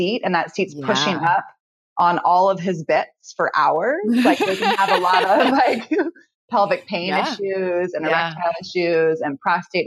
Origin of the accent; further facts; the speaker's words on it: Novato, California, United States; also born or lived in San Rafael, California; I'm from Novato in Marin County. I live in San Rafael now, but yes, born and raised in Marin